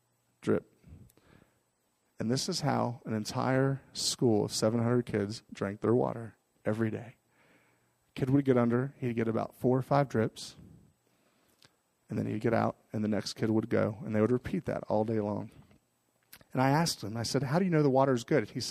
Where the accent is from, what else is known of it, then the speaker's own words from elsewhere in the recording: Miami, Florida, United States; moved away; where I grew up in Miami, Florida